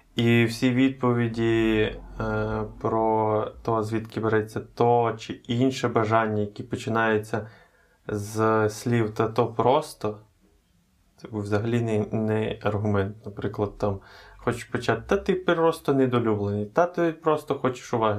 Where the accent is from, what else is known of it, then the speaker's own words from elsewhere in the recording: Ukraine; Ми з України.